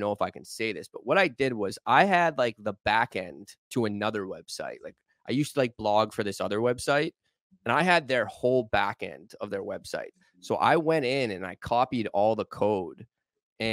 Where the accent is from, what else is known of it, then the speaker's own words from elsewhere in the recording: Boston, Massachusetts, United States; moved away as an adult; now in New York, United States; I grew up in Boston, 93